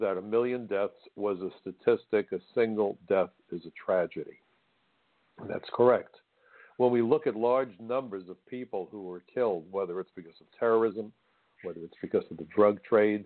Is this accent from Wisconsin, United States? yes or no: no; New York City, New York, United States; It was my hometown. I'm a native New Yorker, went to Brooklyn College. I'm Brooklyn through and through, still live in Brooklyn.